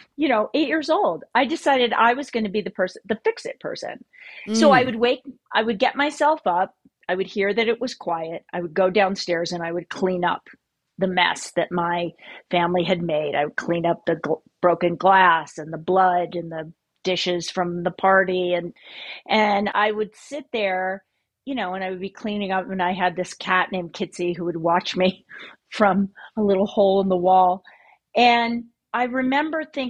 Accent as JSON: {"language": "English", "region": "Idaho", "country": "United States", "tie": "born or raised there", "said": "I grew up in Idaho"}